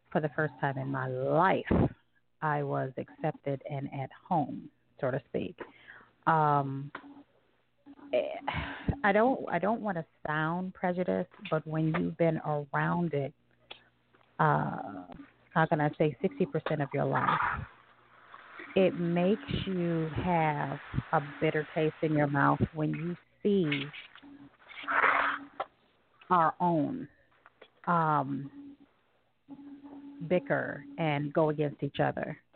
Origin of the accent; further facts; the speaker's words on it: Southern United States, United States; I grew up in the South, where it was uh, predominantly, you know, white Caucasian area